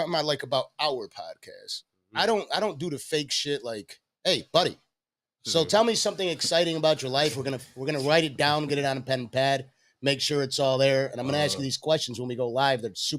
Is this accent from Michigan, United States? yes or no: no; Buffalo, New York, United States; now in Miami, United States; I'm from Buffalo, New York. It's pretty gangster over there, too.